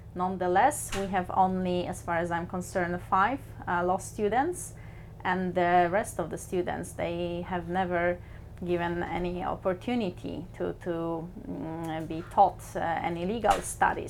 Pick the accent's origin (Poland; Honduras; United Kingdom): Poland; moved away as an adult; also born or lived in New Zealand; now in Bergen, Norway; I was born in Poland but I work as an international lawyer, so I travel the world